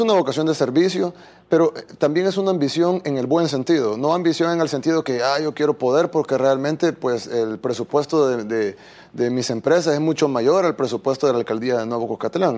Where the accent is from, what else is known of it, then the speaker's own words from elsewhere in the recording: El Salvador; soy un salvadoreño más eh, que ama su país